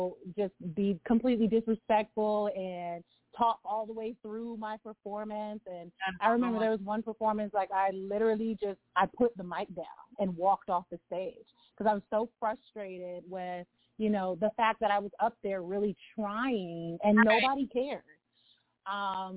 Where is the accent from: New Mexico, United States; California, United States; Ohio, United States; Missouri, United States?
California, United States; Lompoc; moved away; also born or lived in Los Angeles; I was born in LA, but I was raised in Santa Barbara County in Lompoc.